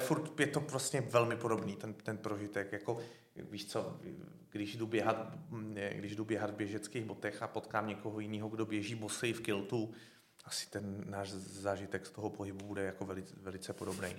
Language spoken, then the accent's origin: Czech; České Budějovice, South Bohemian Region, Czechia; Já ten rok na to jsem šel z Český Budějovic do Říma